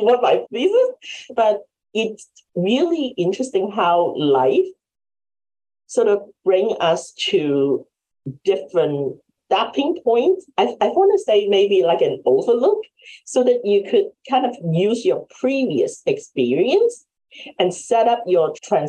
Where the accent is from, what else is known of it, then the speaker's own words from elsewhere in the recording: Hong Kong; English is a second language; now in United States; We're immigrants from Hong Kong. And so we left in the 1980s. And we came to the state not really speaking that much English.